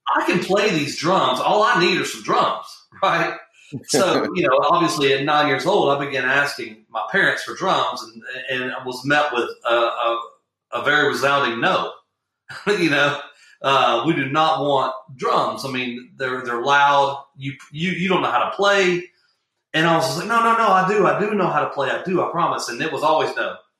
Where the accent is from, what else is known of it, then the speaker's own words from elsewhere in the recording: Atlanta, South Georgia, United States; we moved from South Georgia, little small town in South Georgia, to Atlanta, Georgia